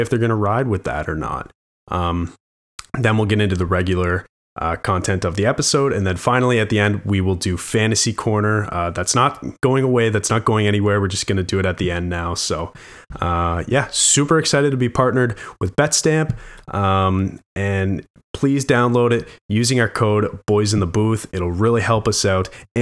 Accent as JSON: {"language": "English", "country": "Canada", "said": "being Canadian"}